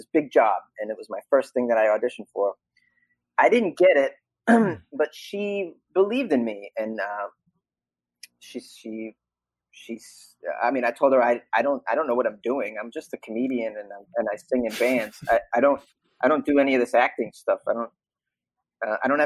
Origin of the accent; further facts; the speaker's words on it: Boston, Massachusetts, United States; accent: thick Boston; moved away; I'm from Boston originally. So I can do a thick Boston accent.